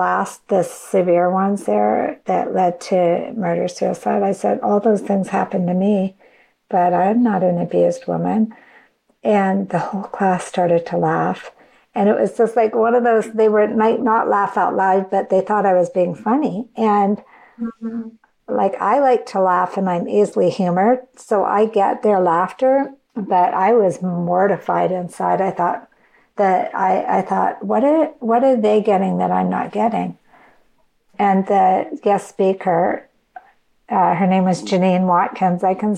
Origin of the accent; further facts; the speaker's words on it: Canada; now in United States; So I came across to the United States. I was from Canada. And I came across the border to come to school.